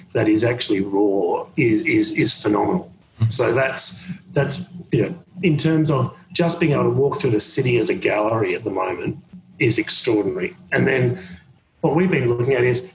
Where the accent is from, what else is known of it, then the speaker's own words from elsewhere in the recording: Australia; now in New York, United States; being an Australian and being in New York at this period of time